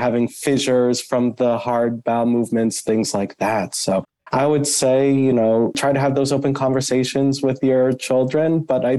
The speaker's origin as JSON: {"language": "English", "town": "Boston", "region": "Massachusetts", "country": "United States", "moved": "as an adult", "lives_now": "Cleveland, United States", "said": "I'm actually originally from the Northeast up in Boston"}